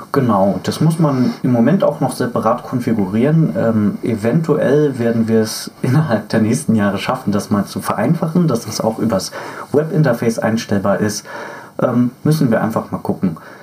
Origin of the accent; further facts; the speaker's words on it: Berlin, Germany; moved away; also born or lived in Fürstenwalde; ich komme ja ursprünglich zwar aus Berlin